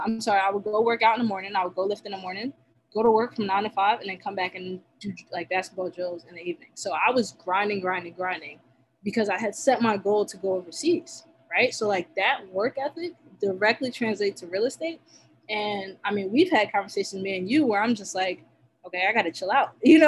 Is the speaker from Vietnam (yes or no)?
no; Nigeria; I mean, being Nigerian, you know, they instilled that you have to get your stuff done, right?